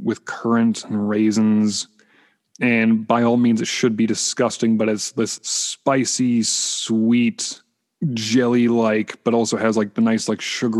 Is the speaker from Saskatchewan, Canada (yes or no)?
no; Vancouver, British Columbia, Canada; I grew up in, I'm born and raised in Canada. I'm from Vancouver